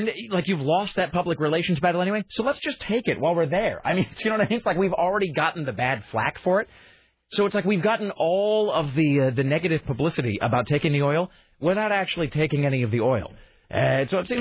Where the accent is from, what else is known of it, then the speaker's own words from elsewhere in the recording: United States; I'm an American